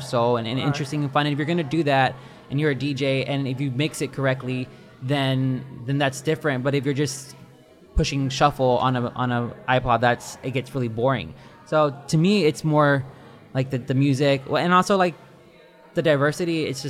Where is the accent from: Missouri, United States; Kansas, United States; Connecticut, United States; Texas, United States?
Texas, United States; Houston; The Houston area.